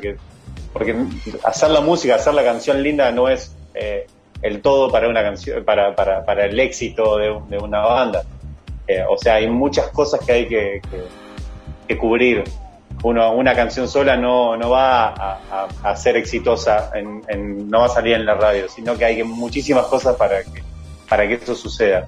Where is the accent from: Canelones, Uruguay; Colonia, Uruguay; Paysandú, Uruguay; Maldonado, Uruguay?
Colonia, Uruguay; Nueva Helvecia; also born or lived in Rosario, Colonia; Yo soy de Nueva Albesia